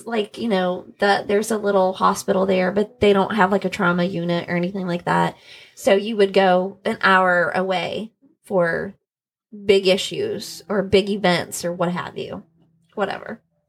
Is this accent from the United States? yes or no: yes; Carrollton, Kentucky, United States; my hometown of little old Carrollton, Kentucky.